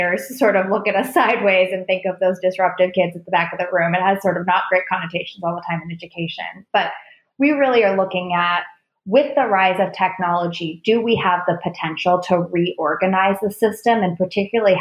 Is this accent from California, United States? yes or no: yes; Oakland, California, United States; moved away; I grew up in Oakland, California, before it was like edgy tech Silicon Valley Oakland back in the day